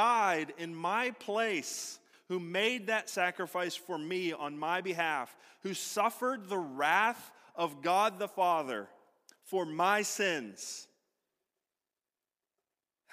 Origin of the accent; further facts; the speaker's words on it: United States; an American citizen